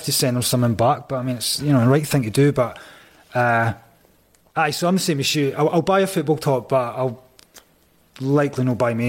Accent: Scotland, United Kingdom; I'm from Scotland

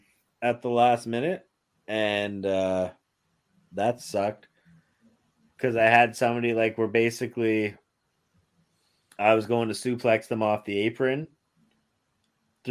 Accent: Windsor, Ontario, Canada; I'm from Windsor, Ontario

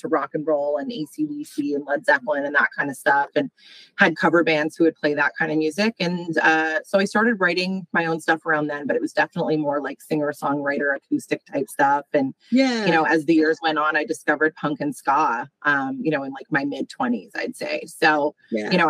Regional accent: Calgary, Alberta, Canada; moved away as an adult; now in Toronto, Canada; I grew up out west in Alberta

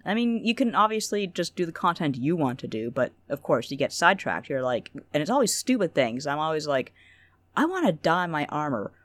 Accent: Canada; I'm a very mild mannered Canadian

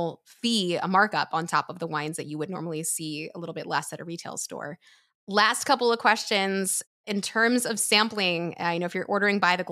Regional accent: Pennsylvania, United States; moved away as an adult; I grew up in Pennsylvania

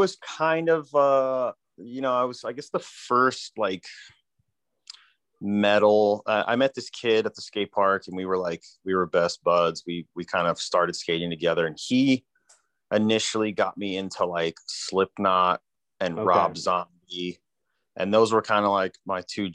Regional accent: New York City, New York, United States; I grew up in New York City. I was born and raised in New York

